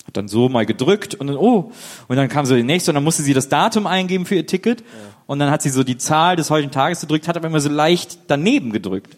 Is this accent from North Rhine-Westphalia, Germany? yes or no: yes; Wesseling, North Rhine-Westphalia, Germany; moved away; also born or lived in Cologne; ich bin ja in Wesseling aufgewachsen und früh habe ich in Köln gelebt